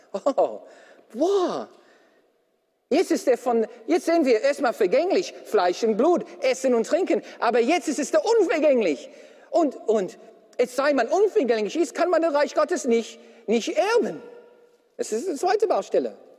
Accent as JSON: {"language": "German", "country": "Australia", "moved": "yes", "lives_now": "Germany", "said": "als Australier"}